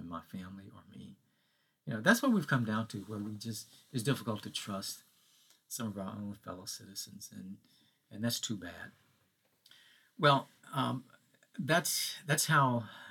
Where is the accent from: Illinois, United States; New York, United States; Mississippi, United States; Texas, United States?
Mississippi, United States; growing up in Mississippi